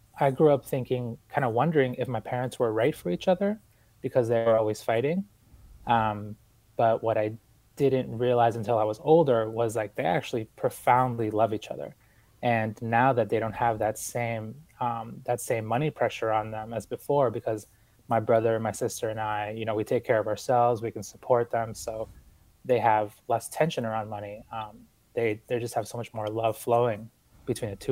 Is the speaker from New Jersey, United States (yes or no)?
no; Boston, Massachusetts, United States; also born or lived in Ecuador; I was born in Ecuador, but I came to the United States with my family when I was about 4 years old, and we moved to Boston